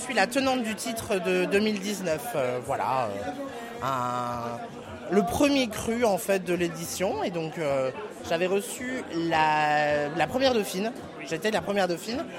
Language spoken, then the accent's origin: French; Mâcon, Bourgogne-Franche-Comté, France; On est, avec Lola Vegas, on est de Macon, toutes les deux